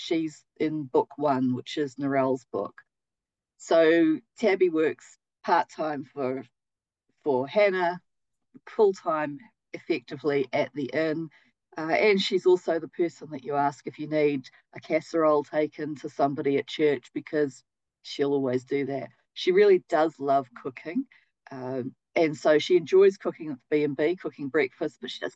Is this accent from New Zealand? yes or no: yes; New Zealand; kiwi is also what we call ourselves as a people